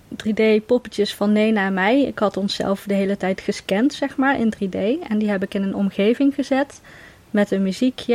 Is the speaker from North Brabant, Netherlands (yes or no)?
yes; Veldhoven, North Brabant, Netherlands; moved away as an adult; now in Nijmegen, Netherlands; Ik ben geboren in Veldhoven, maar ik ben voor de liefde verhuisd naar Nijmegen inderdaad